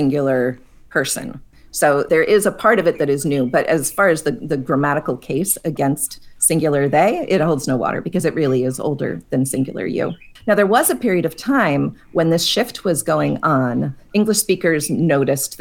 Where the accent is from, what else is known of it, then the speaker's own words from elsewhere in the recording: Pittsburgh, Pennsylvania, United States; I grew up in Pittsburgh. We would say yins.